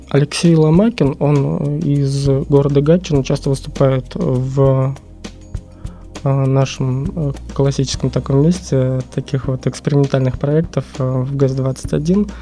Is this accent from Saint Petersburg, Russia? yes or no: yes; Saint Petersburg, Russia; moved away; родился соответственно, в этом городе, в Ленинграде вот еще в Советском Союзе. Э, прожил много разных жизней в разных местах, э, кроме Питера. Вот вернулся сюда где-то в седьмом году.